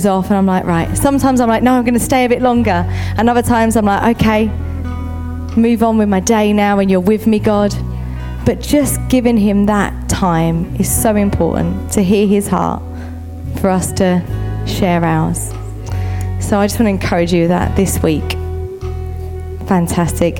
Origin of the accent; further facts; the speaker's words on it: United Kingdom; we're very British.